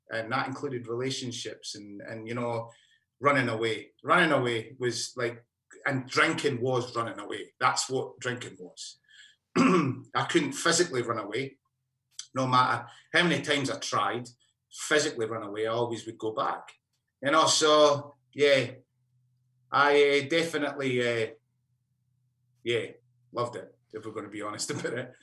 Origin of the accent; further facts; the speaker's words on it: Alice Springs, Northern Territory, Australia; I'm from Alice Springs, as you can tell by the accent.